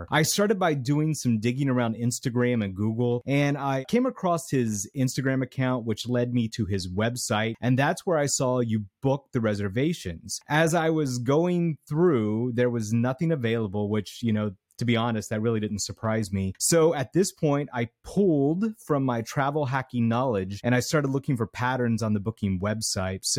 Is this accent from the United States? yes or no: yes; New York City, New York, United States; We're both from New York City.